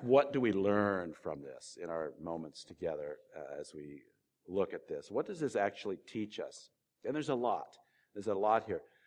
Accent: California, United States; moved away; also born or lived in Ohio; I was born in California and I used to live in Ohio

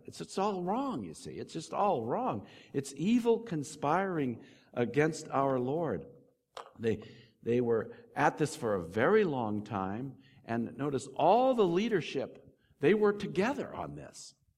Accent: United States; I'm not English, I'm American

